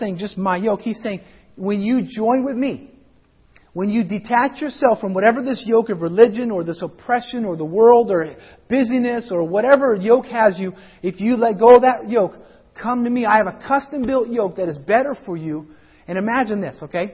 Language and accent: English; Colorado, United States; I grew up in Colorado